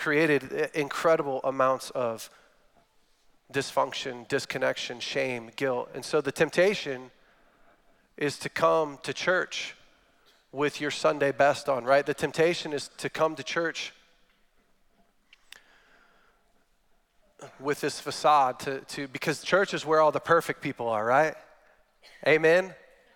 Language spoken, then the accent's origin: English; Northern California, United States; I'm from Northern California, which is different than the California that you're thinking about